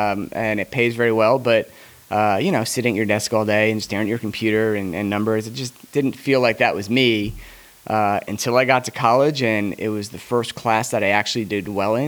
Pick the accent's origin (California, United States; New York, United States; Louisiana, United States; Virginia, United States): New York, United States; Long Island; now in Atlanta, United States; So I grew up on the South Shore of Long Island. Long Island. I don't know if I people say I've lost my accent in the 20 plus years I've been down here.